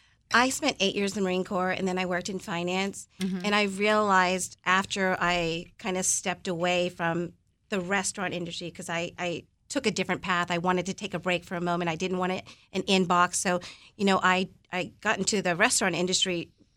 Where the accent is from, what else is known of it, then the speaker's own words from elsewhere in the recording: Philippines; I'm going to serve one ice cream, and that's ube, paying homage to being Filipino.